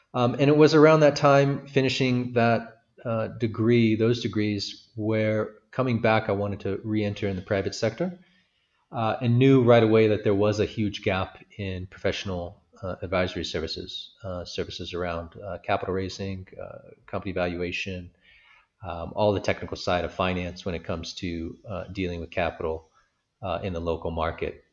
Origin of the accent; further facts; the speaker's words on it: San Francisco, California, United States; moved away as an adult; also born or lived in Washington, D.C.; now in Uganda; I'm originally from San Francisco, California